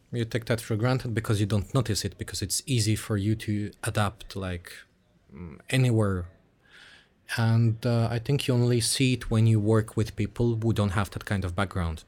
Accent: Switzerland; moved away as an adult; also born or lived in Russia; I grew up in Switzerland from, like, zero or one year old

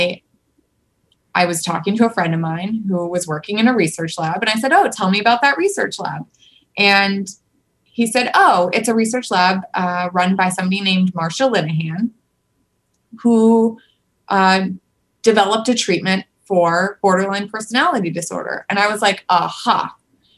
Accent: Seattle, Washington, United States; I'm from Seattle

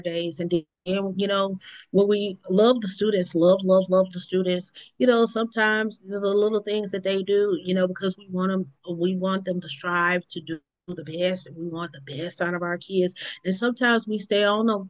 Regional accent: Mississippi, United States; also born or lived in Baton Rouge, Louisiana; my hometown area in Mississippi

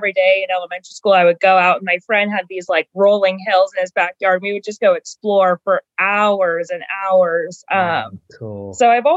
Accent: Martinez, California, United States; now in Nashville, United States; So I'm from Martinez, California. It's a smaller city in the East Bay of California

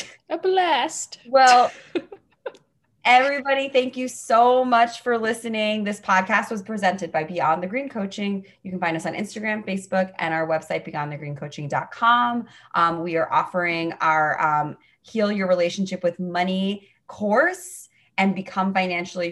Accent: New York City, New York, United States; I was born and raised in New York City

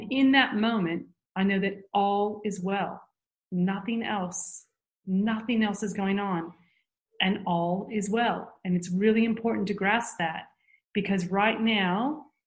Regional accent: United States; moved away; growing up in the States

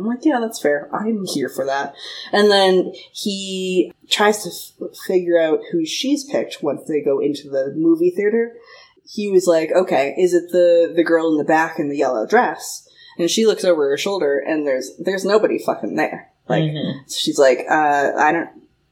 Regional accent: Marshfield, Massachusetts, United States; moved away as an adult; now in California, United States; I grew up in Marshfield, with all of the rest of the fucking Irish people.

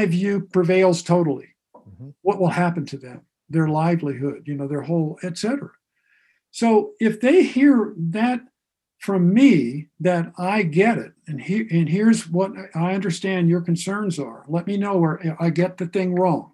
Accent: Ohio, United States; also born or lived in Akron, Ohio / Newcomerstown, Ohio; I grew up in Ohio, not far from the West Virginia border in Akron and Newcomerstown

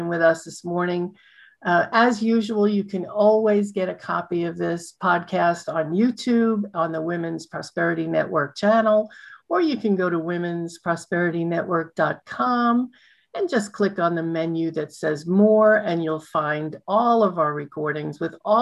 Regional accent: New York City, New York, United States; I grew up in a white neighborhood, and yes, I grew up in Brooklyn

